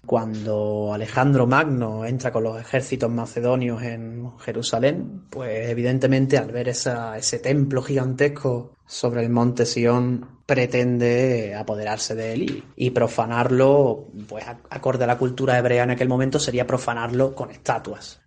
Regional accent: Benalmádena, Andalusia, Spain; Yo me crié en Arroyo de la Miel, Benalmádena, en la provincia de Málaga

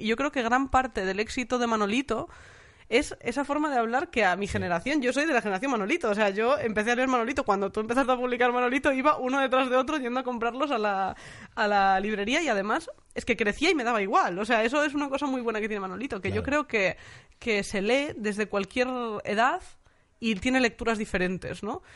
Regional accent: Lugo, Galicia, Spain; accent: Galician; moved away; lugares en los que yo no había crecido porque soy de Lugo

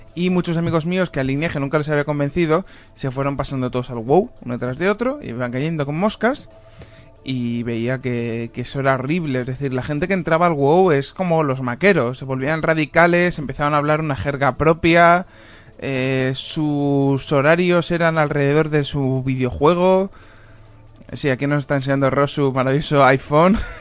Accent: Spain; soy, soy español

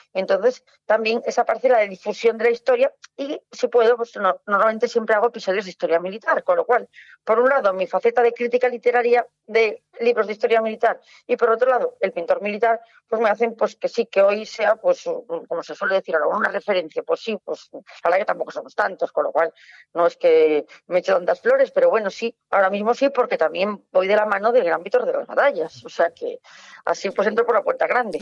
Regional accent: Ferrol, Galicia, Spain; soy de Ferrol

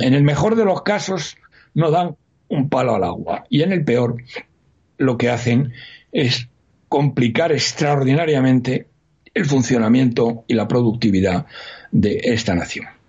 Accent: Spain

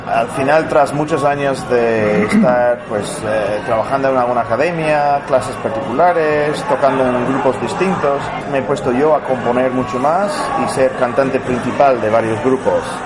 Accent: Oakland, California, United States; Spanish is a second language; moved away as an adult; also born or lived in San Francisco / Granada, Spain; now in Spain; soy de Oakland, que está, eh, cerca de, está cerca de San Francisco, pero crecí en Oakland

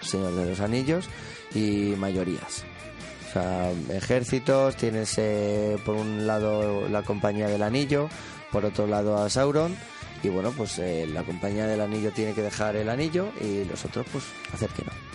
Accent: El Molar, Community of Madrid, Spain; yo soy del Molar

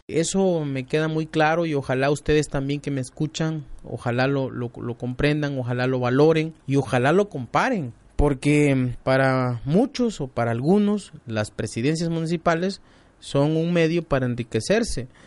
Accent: Nuevo León, Mexico; recuerdo mi época de niño allá en el Cepudo, allá de donde soy originario, de donde viven mis padres, mi familia

